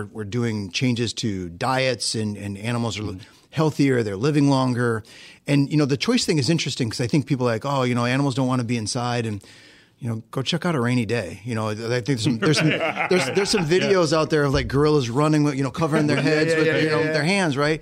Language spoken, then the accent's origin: English; Northeast Ohio, United States; I grew up in Northeast Ohio